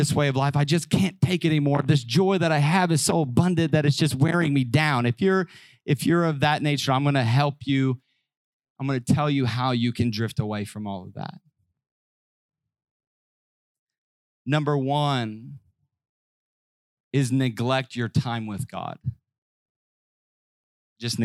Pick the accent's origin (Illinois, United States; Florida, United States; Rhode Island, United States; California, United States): Illinois, United States; Southern; I grew up in Southern Illinois.